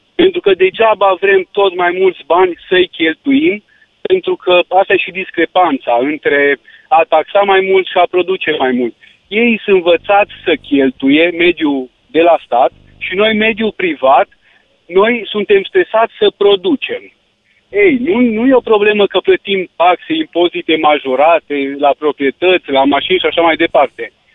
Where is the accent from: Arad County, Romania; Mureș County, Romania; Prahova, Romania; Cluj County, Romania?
Cluj County, Romania; Cluj-Napoca; Eu sunt chiar din Cluj